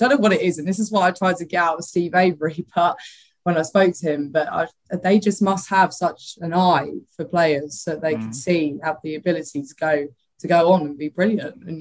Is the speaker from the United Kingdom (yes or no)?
yes; Bexley, London, United Kingdom; also born or lived in Greenwich; Yeah, so I was born in Greenwich, obviously, like heart southeast London